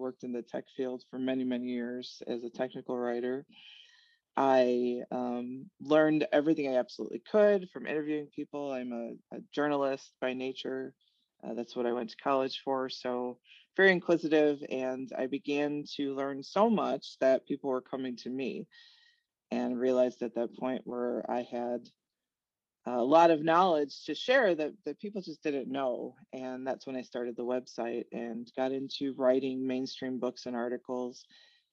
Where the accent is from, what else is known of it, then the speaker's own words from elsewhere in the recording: Chicago, Illinois, United States; moved away as an adult; I grew up in Chicago, Illinois